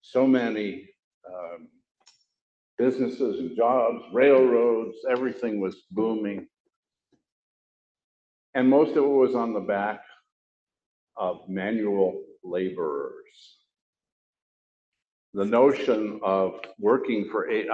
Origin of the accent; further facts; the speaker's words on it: Chicago, Illinois, United States; my hometown of Chicago